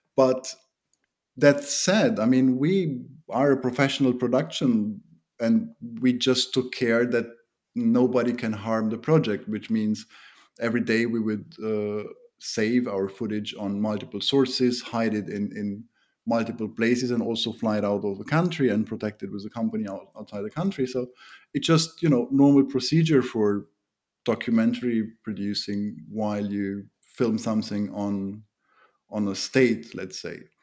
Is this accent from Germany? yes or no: yes; Germany; also born or lived in Romania; now in Bucharest, Romania; My mother was part of the German minority that lives in Romania